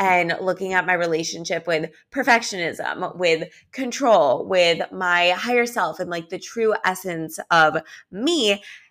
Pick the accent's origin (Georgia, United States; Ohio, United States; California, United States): California, United States; Los Angeles; also born or lived in New York; now in Miami Beach, United States; I live in Miami Beach now, but I'm originally from Los Angeles and I actually lived in New York for a year too